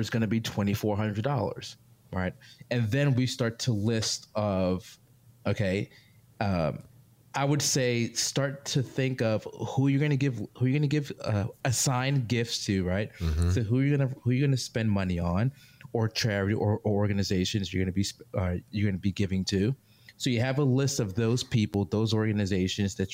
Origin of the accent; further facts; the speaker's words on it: New York, United States; moved away; I'm from New York